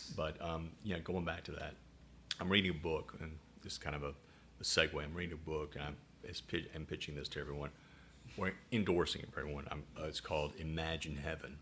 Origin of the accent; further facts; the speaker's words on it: Chattanooga, Tennessee, United States; accent: southern; now in Rochester, United States; I'm from Chattanooga, Tennessee.